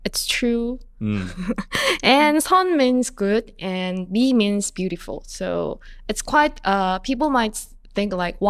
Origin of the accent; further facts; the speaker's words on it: Busan, South Korea; Really? Yeah, we're both from Busan.